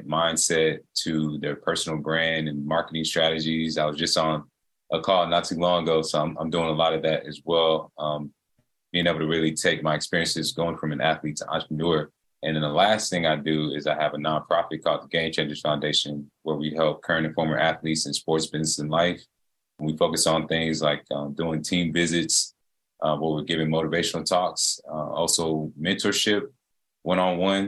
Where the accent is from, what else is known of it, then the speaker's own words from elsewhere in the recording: Atlanta, Georgia, United States; born and raised in Atlanta